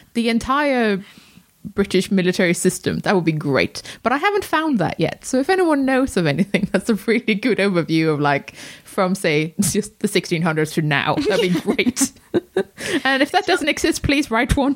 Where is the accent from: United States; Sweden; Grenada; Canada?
Sweden; moved away; I was born in Sweden.